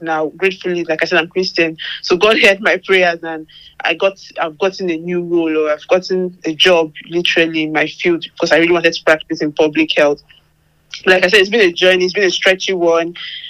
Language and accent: English; Nigeria; moved away as an adult; now in United Kingdom; I'm Nigerian